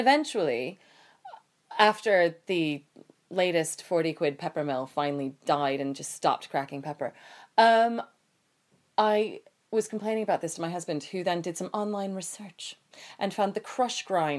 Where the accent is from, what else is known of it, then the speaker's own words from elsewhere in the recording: United States; Growing up in the States, we don't use pepper mills on a daily basis